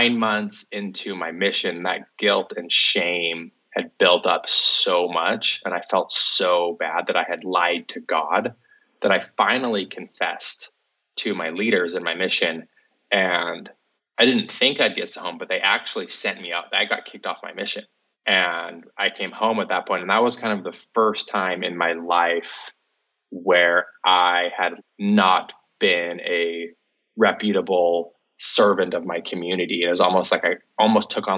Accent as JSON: {"language": "English", "town": "Salt Lake City", "region": "Utah", "country": "United States", "tie": "born or raised there", "said": "I grew up in Salt Lake City, Utah, and grew up on the east side"}